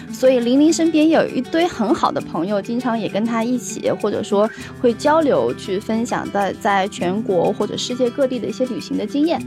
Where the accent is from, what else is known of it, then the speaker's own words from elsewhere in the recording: China; 我们中国人